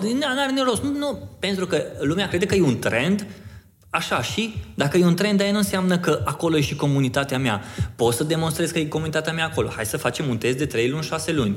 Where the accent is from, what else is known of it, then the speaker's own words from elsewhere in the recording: Oradea, Bihor County, Romania; sunt din Oradea